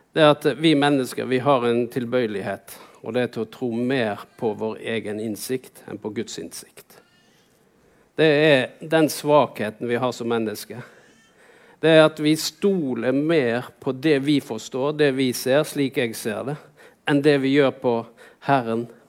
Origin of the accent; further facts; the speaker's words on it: Vaksdal, Vestland, Norway; jeg vokste opp på Vaksdal. Vaksdal er en liten bygd inne i fjorden her